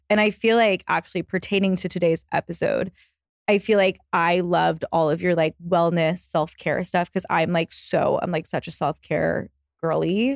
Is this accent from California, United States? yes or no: no; Texas, United States; now in New York, United States; I'm from Texas, and I live in New York